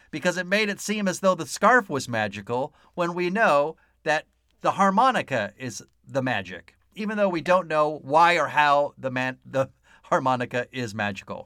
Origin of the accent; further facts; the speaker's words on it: San Diego, California, United States; I grew up here in San Diego